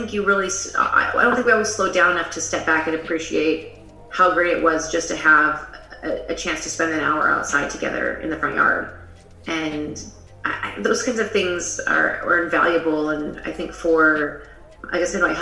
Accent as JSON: {"language": "English", "town": "Las Vegas", "region": "Nevada", "country": "United States", "also_born_or_lived": "Singapore / Tulsa, Oklahoma / Chicago", "said": "I'm from Las Vegas"}